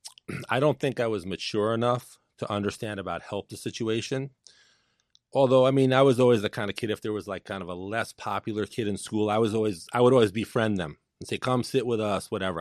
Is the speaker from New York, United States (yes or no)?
yes; New York City, New York, United States; Born and raised in Brooklyn, New York.